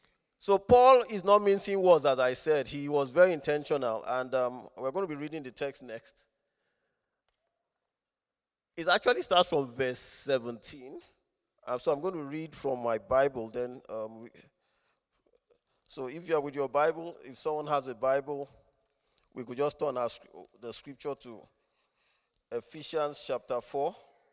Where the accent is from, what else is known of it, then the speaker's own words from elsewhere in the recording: Rome, Lazio, Italy; born there; I'm not a Roman citizen. I've not claimed citizenship, but I was born in Rome, so I have something in common.